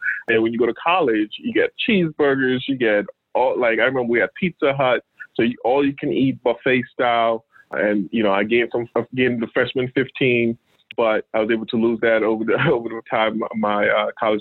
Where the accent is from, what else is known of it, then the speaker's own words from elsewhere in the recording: New York City, New York, United States; also born or lived in Albany, New York; I grew up in the city. I grew up in the Bronx, New York